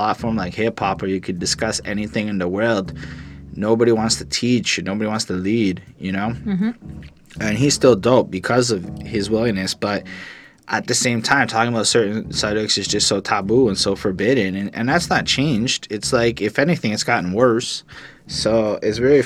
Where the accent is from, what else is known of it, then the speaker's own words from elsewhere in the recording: Canada; as a Canadian